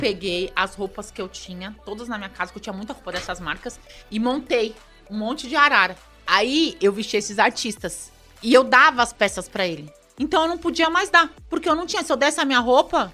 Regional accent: São Paulo, Brazil; Nós somos nascidos ali na, na Zona Sul, bem na periferia de São Paulo

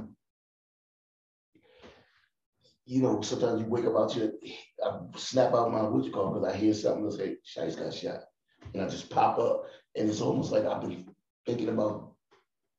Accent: Philadelphia, Pennsylvania, United States; I'm from North Philly

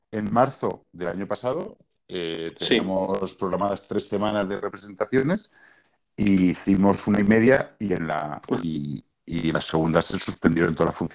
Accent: Albacete, Castilla-La Mancha, Spain; now in Madrid, Spain; soy … soy actor, albaceteño de nacimiento, pero ahora mismo pues eh, bueno, por las circunstancias laborales, he sido aquí en Madrid.

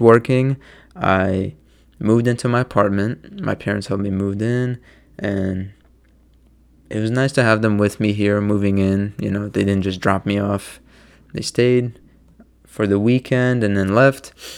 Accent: Maryland, United States; moved away as an adult; now in New Jersey, United States; I'm from Maryland, and it's only two and a half hours from where I live

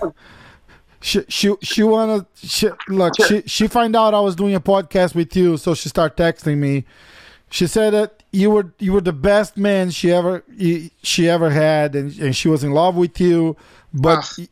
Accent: São Paulo, Brazil; I'm from São Paulo

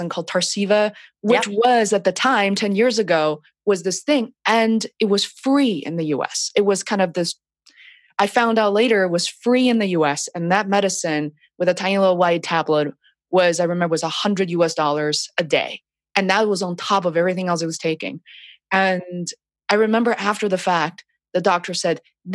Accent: China; moved away; my background of being born and raised in China

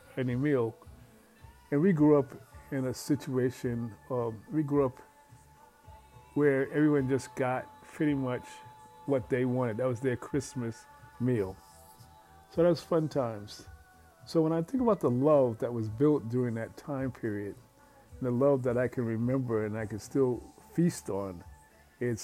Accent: New York City, New York, United States; growing up in Red Fern Projects

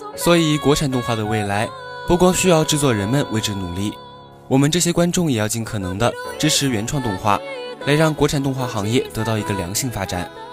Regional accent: Chongqing, China; 身为重庆人，冯宝宝那一口四川话，可以说是非常亲切了

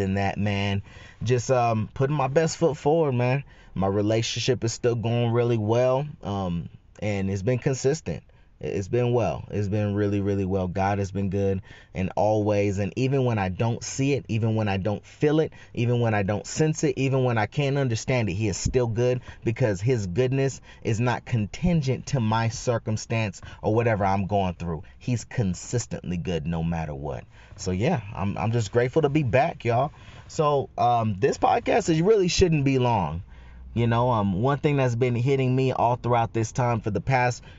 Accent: Northern California, United States; in Northern Cali, man, we call it being side busted

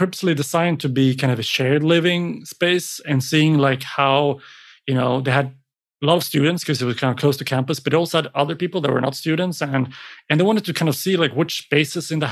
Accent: Sweden; come to my hometown and you'll find a beautiful little kind of glass enclosed building community with palm trees in Sweden

